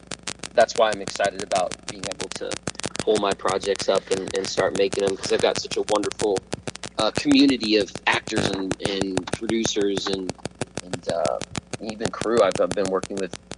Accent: Burbank, California, United States; Heffron Drive is the street we grew up on in Burbank

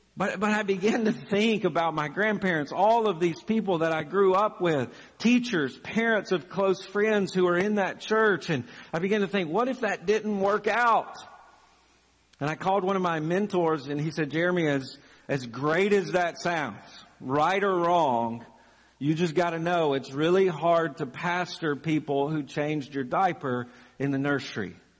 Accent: Chapel Hill, Tennessee, United States; moved away as an adult; also born or lived in Birmingham, Alabama; now in Lexington, United States; one of the churches that I grew up uh, in, in Chapel Hill, Tennessee

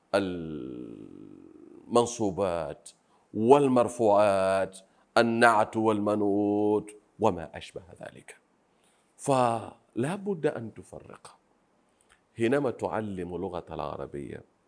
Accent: Pemba Island, Tanzania; Arabic is a second language; نحن أهل الجزيرة

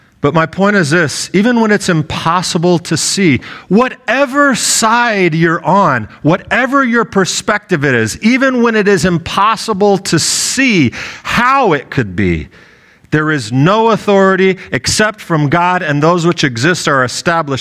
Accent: United States; I am an American

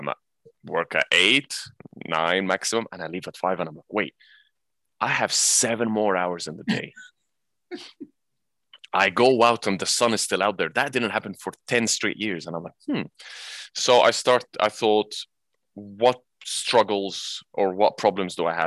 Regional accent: Egypt; moved away as an adult; also born or lived in England; now in Abu Dhabi, United Arab Emirates; I was born in England, but I'm Egyptian, so I grew up in Egypt

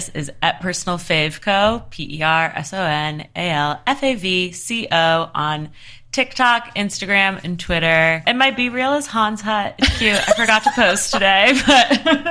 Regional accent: East Coast, United States; moved away as an adult; now in Los Angeles, United States; I'm also from the East Coast

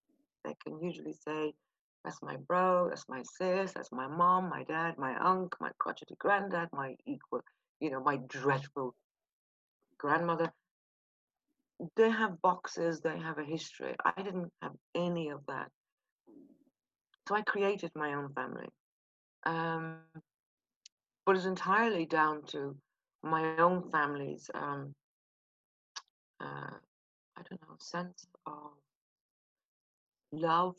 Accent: Kilkenny, Leinster, Ireland; accent: soft Irish; moved away as an adult; also born or lived in Belfast, Northern Ireland; now in London, United Kingdom; I was born in Belfast, raised in Kilkenny

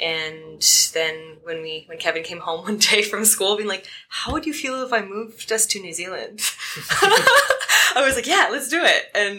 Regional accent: Calgary, Alberta, Canada; moved away as an adult; also born or lived in Vancouver, British Columbia, Canada; I grew up in Calgary, Alberta, Canada, and moved to Vancouver for uni. And then I stayed there for about 7 years all up, never wanting to return back to Calgary.

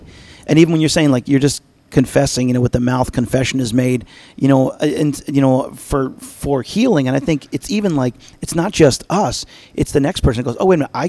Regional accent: Albany, New York, United States; moved away; I'm from Albany, New York originally

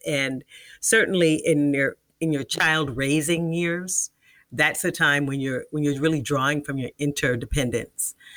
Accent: Washington, District of Columbia, United States; I'm from Washington, D C.

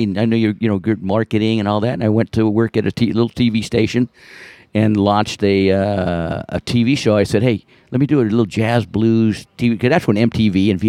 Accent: Colorado, United States; I grew up in Colorado, and like 10 generations there on my mom, grandma's side, and grandpa, and all

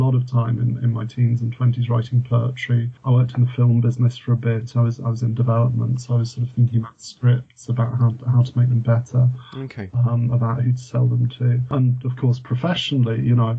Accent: United Kingdom; born or raised there; also born or lived in France

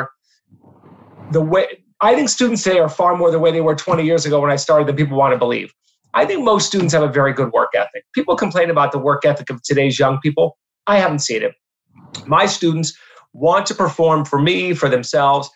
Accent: Erie, Pennsylvania, United States; moved away; go teach in my hometown at Mercyhurst

